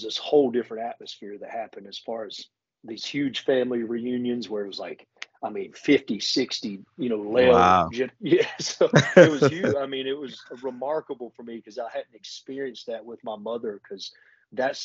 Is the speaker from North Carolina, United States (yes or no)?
yes; Hickory, North Carolina, United States; moved away as an adult; now in Mooresville, United States; currently I reside in Mooresville, North Carolina, but I am from Hickory, North Carolina, which is, you know, it's a grown town now, but it was a little small town as I was growing up.